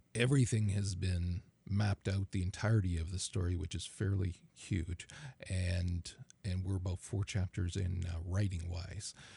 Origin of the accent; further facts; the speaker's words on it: Canada; as a Canadian